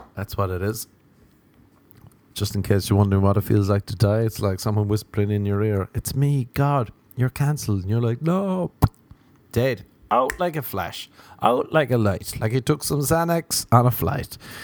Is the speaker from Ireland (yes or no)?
yes; Ireland; now in Los Angeles, United States; as an Irishman